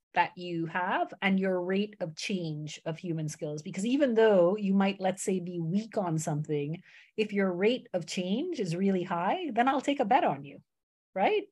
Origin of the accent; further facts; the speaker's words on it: United States; moved away; also born or lived in Canada; grew up in, in America